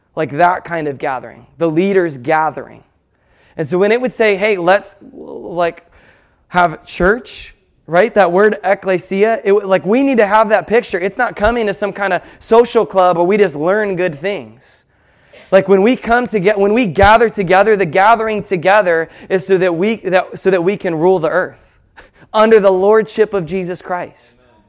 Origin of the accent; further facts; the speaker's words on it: United States; we're American